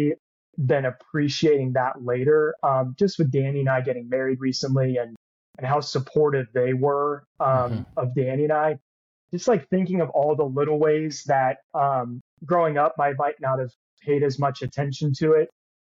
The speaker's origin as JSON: {"language": "English", "town": "Windermere", "region": "Florida", "country": "United States", "tie": "born or raised there", "said": "I grew up in Windermere, Florida, right outside of Orlando"}